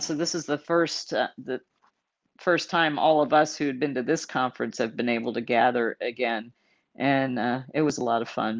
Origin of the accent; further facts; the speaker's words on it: San Antonio, Texas, United States; also born or lived in Dallas, Texas; I grew up in Texas. I was born in Dallas, grew up in San Antonio